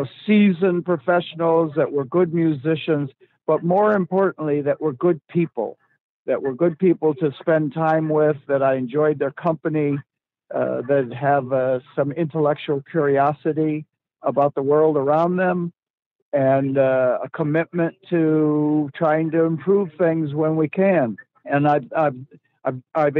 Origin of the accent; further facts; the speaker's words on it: Detroit, Michigan, United States; I grew up in Detroit